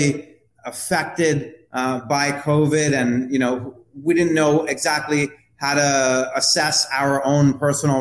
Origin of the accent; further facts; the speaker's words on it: New York City, New York, United States; I was raised in Manhattan's Greenwich Village